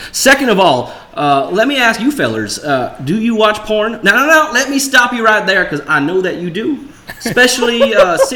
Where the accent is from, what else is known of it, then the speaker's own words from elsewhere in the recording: Russia; English is a second language; moved away as an adult; now in London, United Kingdom; I am from Russia. Uh, unfortunately, I had to move to London to escape my government